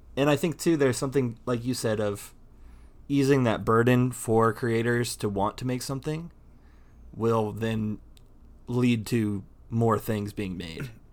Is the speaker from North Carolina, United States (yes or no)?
no; Indiana, United States; I grew up in Indiana, so, um, there were t, there were tornadoes.